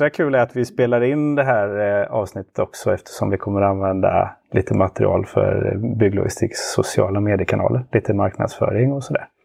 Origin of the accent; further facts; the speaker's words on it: Partille, Västra Götaland, Sweden; född och uppvuxen i eh, Sävedalen utanför Göteborg.